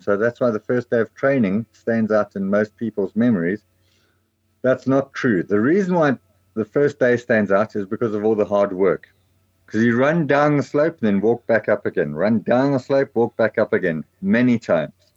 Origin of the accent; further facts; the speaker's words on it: Stanger, KwaZulu-Natal, South Africa; moved away as an adult; now in Bulwer, South Africa; I grew up north of Durban around the Stanger area